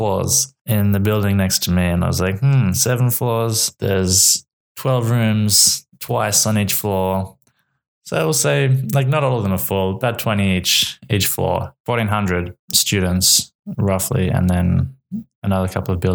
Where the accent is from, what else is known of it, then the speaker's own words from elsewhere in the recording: Wollongong, New South Wales, Australia; moved away as an adult; now in Uppsala, Sweden; I'm from Australia, a city called Wollongong, which is on the coast just south of Sydney